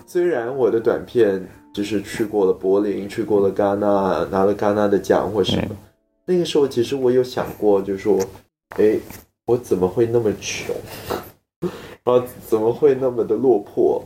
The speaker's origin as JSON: {"language": "Chinese", "country": "Singapore", "said": "整个片场也只有我一个新加坡人"}